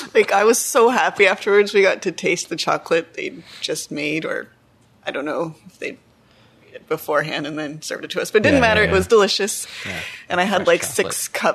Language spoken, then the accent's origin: English; Ottawa, Ontario, Canada; also born or lived in France / Montreal / Quebec City; I grew up in Canada. I was born in Ottawa. Grew up in Canada. And then I went on a high school year abroad for a year in France. That was awesome. Mm-hmm. And then I came back and I decided I wanted to live in Montreal for a few years